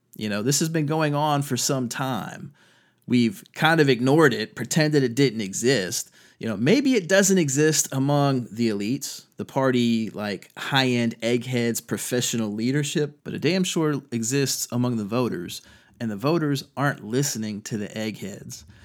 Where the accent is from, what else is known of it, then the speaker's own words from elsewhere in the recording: Virginia Beach, Virginia, United States; moved away; also born or lived in Fredericksburg, Virginia / North Carolina; I grew up in Virginia Beach.